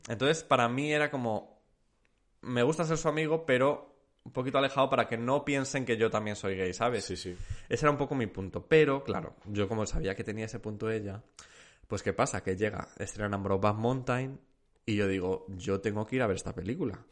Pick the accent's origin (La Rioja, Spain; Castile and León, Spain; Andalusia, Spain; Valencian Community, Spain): Castile and León, Spain; Zamora; moved away as an adult; also born or lived in Salamanca; Salí de Zamora